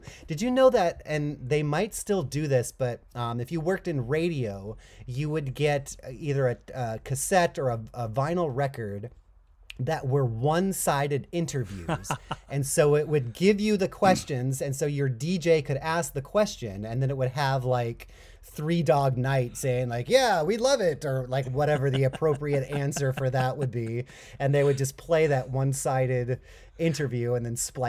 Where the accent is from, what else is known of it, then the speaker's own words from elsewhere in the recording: Chino, California, United States; Oh my gosh, that's my hometown.